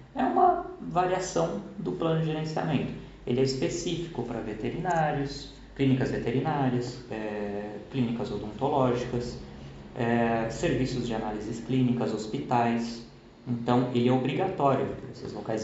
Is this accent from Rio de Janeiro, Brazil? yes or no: no; São Paulo, Brazil; como a gente é de São Paulo, é bolacha, não é biscoito